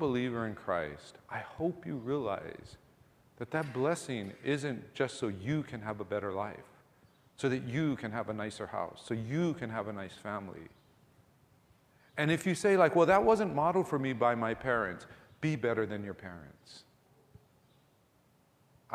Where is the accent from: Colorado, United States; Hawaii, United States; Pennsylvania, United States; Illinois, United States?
Hawaii, United States; Ewa Beach; we grew up in Eva Beach back in the 70s, early 80s